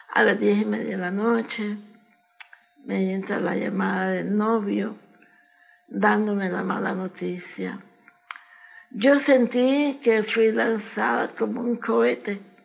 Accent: Managua, Nicaragua; born or raised there; moved away as an adult; now in United States

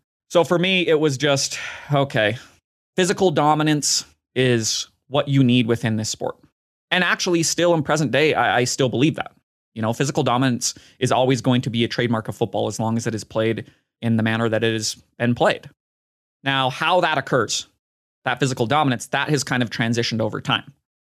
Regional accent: Nebraska, United States; Maybe it's because I'm so biased and I grew up in Nebraska when they were at the peak of their powers

